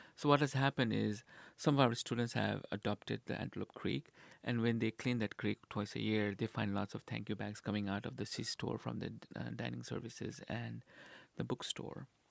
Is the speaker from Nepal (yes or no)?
yes; Nepal; moved away as an adult; now in Nebraska, United States; I'm originally from Nepal